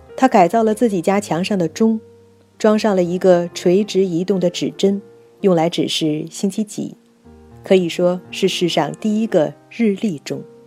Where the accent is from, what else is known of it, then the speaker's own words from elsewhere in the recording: China; 我们中国人似乎应该由此汲取一些经验教训。